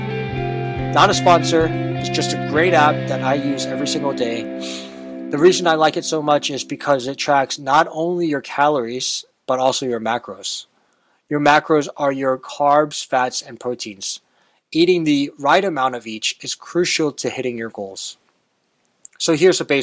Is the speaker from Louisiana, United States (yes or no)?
no; Texas, United States; Growing up in Texas